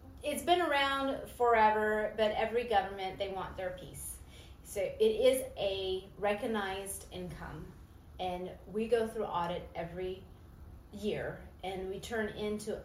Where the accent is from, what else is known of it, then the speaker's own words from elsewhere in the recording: Los Angeles, California, United States; now in Memphis, United States; I'm an LA girl, and I love the grit here